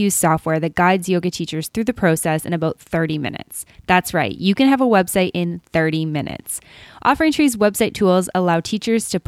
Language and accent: English; Canada; almost as Canadian as me